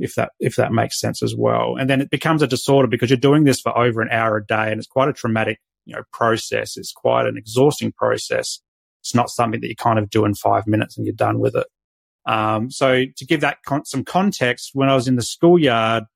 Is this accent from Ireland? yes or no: no; Adelaide, South Australia, Australia; now in Sunshine Coast, Australia; I was born in Adelaide